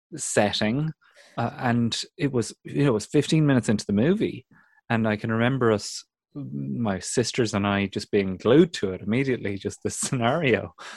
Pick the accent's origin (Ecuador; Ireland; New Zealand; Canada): Ireland; County Kildare; growing up in Kildare on the windswept Curra